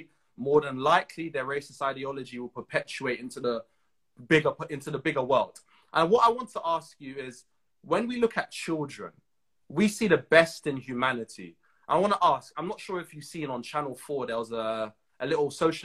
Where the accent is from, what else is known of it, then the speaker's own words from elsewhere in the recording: Trinidad & Tobago; I'm from Trinidad. In Trinidad, we have a large Indian population